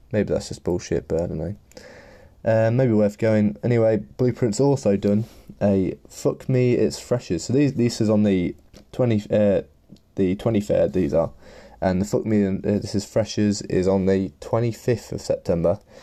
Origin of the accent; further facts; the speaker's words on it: Leicester, East Midlands, United Kingdom; I'm from Leicester in the Midlands